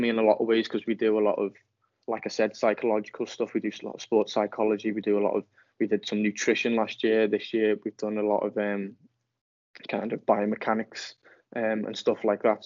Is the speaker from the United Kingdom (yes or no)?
yes; near Liverpool, North West England, United Kingdom; moved away; as you can probably tell from my accent, I'm not from Mansfield, so I'm from near Liverpool